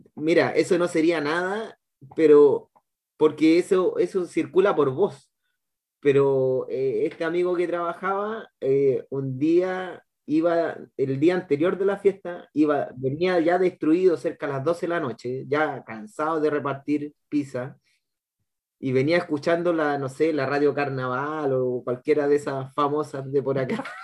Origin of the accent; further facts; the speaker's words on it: Santiago, Santiago Metropolitan Region, Chile; moved away as an adult; now in Valparaíso, Chile; yo vengo de Santiago y vine a estudiar acá a, región, para pues, Valparaíso